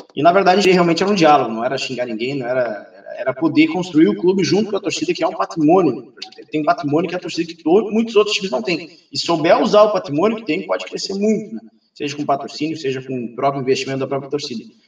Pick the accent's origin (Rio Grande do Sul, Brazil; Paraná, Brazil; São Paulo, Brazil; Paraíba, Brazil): Rio Grande do Sul, Brazil; Pelotas; also born or lived in Cascavel; Eu não sou de Pelotas, nasci em Cascavel, meus pais são daqui, mas eu vim para cá com três anos de idade, então sou um pelotense centralizado, praticamente